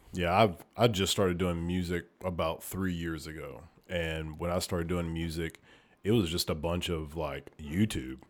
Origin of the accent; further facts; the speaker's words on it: Oneonta, Alabama, United States; moved away; I'm from Oneonta, Alabama